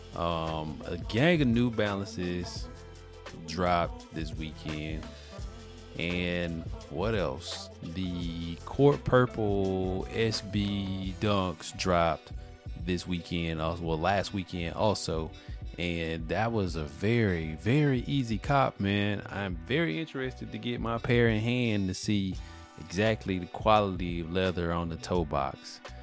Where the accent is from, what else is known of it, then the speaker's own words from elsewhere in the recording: Mobile, Alabama, United States; I'm from Alabama, Mobile, Alabama, the birthplace of Mardi Gras